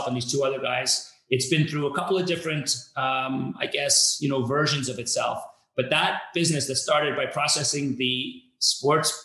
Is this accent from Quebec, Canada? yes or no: yes; Montreal, Quebec, Canada; So I grew up in Montreal in Canada.